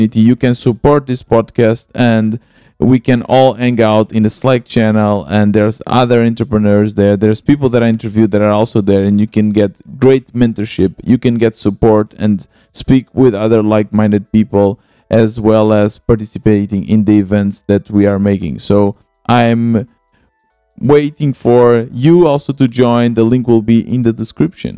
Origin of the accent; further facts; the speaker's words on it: Portugal; moved away as an adult; also born or lived in Germany / Lisbon; I'm originally from Portugal. I moved to Germany and now I'm back in Portugal, and I'm living in Lisbon